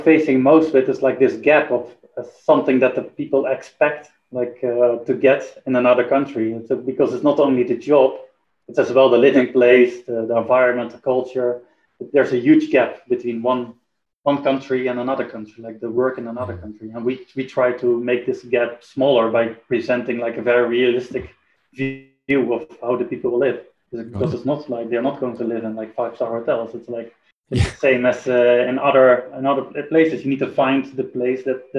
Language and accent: English; Netherlands; moved away as an adult; also born or lived in Vilnius, Lithuania; so I'm originally from Holland. I went to study to Lithuania, to Vilnius, Lithuania